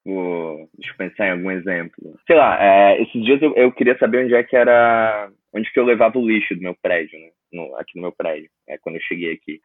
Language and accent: Portuguese; Imbituba, Santa Catarina, Brazil; moved away as an adult; now in Bangkok, Thailand; sou de Imbituba, Santa Catarina